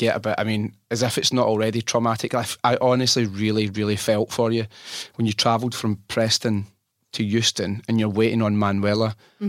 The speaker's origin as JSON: {"language": "English", "country": "France", "second_language": "English", "said": "I am from France."}